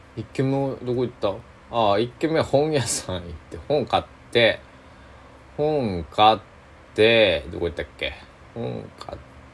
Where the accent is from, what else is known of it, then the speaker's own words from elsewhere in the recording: Tosa, Kochi, Japan; 僕は高知県民高知県 土佐、えー、出身っていうこともああって